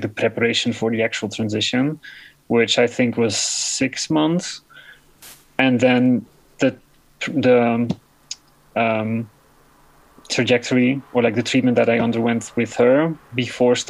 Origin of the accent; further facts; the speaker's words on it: Netherlands; English is a second language; the gender clinic in my hometown